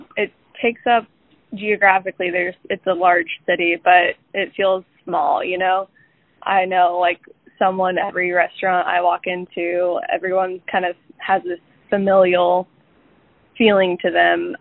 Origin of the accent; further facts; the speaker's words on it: south of Emporia, a small town in Kansas, United States; moved away as an adult; now in Kansas City, United States; I'm from a small town in Kansas uh, just south of Emporia